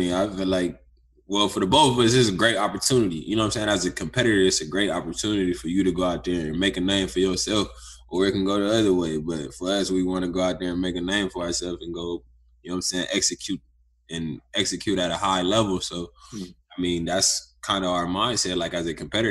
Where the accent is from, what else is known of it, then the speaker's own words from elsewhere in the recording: Youngstown, Ohio, United States; moved away; also born or lived in Ventura, California; I'm actually from Youngstown, Ohio, which is a small town. And basically, I mean, I grew up living with my mom